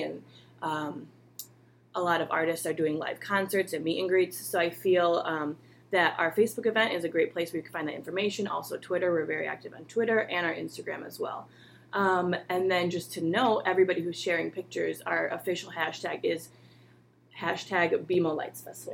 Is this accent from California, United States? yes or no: no; Chicago, Illinois, United States; moved away as an adult; now in Cleveland, United States; I'm originally from Chicago